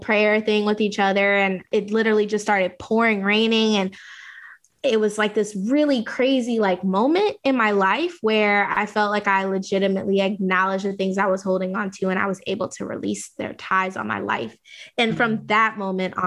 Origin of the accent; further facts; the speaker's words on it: Southern Louisiana, United States; I grew up in Southern Louisiana from, you know, Creole background